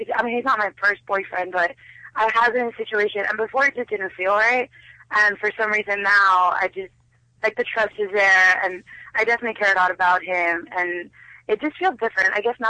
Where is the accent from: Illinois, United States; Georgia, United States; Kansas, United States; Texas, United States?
Texas, United States; I'm from Texas, and so my family's like very, very religious, like very conservative.